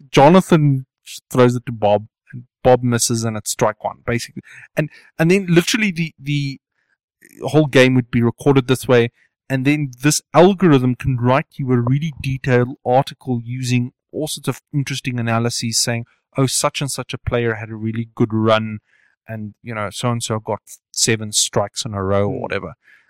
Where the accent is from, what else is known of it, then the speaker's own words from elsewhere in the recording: South East England, United Kingdom; I come from Hampshire.